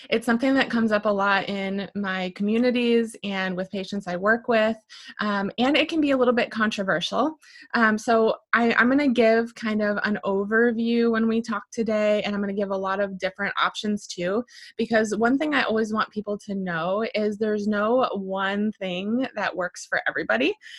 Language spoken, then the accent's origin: English; Michigan, United States; now in Arroyo Grande, United States; I'm originally from Michigan